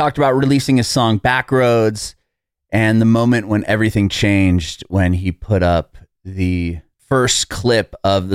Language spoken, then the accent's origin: English; San Diego, California, United States; moved away as an adult; now in Tennessee, United States; I'm originally from San Diego, so I was a West Coast kid my whole life up until about 3 years ago.